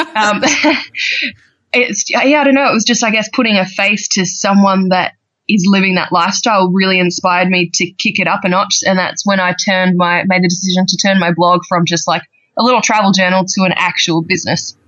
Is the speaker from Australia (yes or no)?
yes; Australia; accent: Australian; I'm actually I'm Australian, as you can probably tell by the accent by now. Um, yeah, so I'm from Australia.